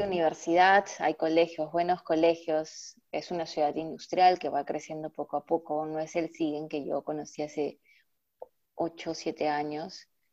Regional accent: Lima, Peru; moved away as an adult; now in Germany; Yo vengo de Lima, que es la capital

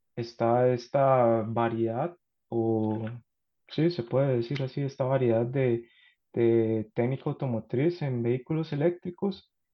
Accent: San José, Costa Rica; moved away as an adult; now in Karlsruhe, Germany; yo soy de Costa Rica

